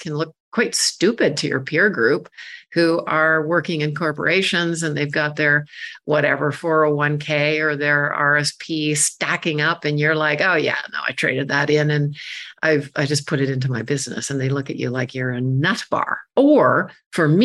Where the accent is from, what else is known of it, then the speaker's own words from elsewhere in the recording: Canada; I'm a Canadian woman